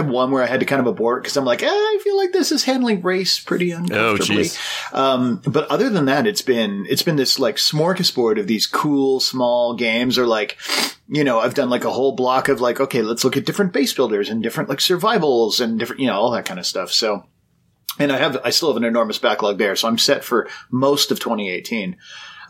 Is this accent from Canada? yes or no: yes; Canada; I'm Canadian